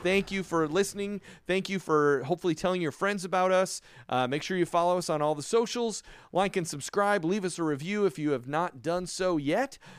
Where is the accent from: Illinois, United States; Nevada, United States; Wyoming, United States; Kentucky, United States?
Illinois, United States; Chicago; moved away; also born or lived in New York / California / Florida; growing up in Chicago and many years, uh, living in New York